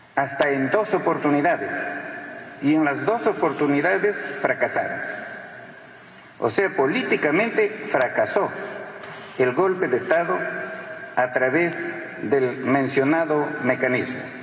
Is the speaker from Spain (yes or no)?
no; Peru; en el Perú, en mi país